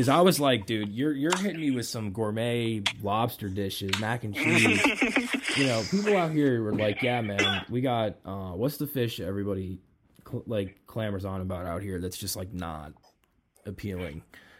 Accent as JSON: {"language": "English", "region": "East Coast", "country": "United States", "moved": "yes", "lives_now": "Chicago, United States", "said": "I'm from the East Coast."}